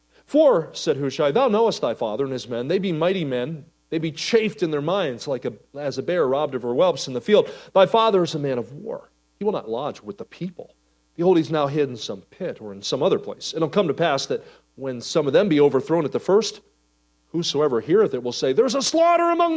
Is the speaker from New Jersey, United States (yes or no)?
yes; New Jersey, United States; moved away; I grew up in New Jersey